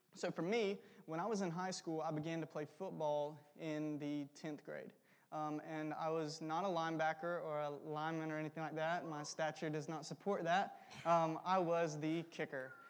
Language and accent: English; South Georgia, United States; I'm from South Georgia, an hour below Macon, which is pretty warm for the most part